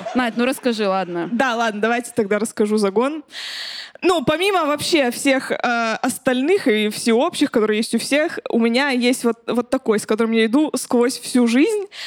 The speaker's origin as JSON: {"language": "Russian", "area": "a settlement near Chelyabinsk", "region": "Chelyabinsk Oblast", "country": "Russia", "tie": "born or raised there", "said": "я в поселке росла, в Челябинске."}